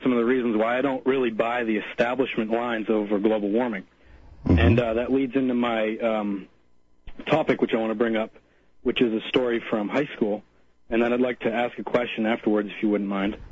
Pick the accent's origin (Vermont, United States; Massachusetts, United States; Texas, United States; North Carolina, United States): Vermont, United States; Cavendish; my hometown, which is in Cavendish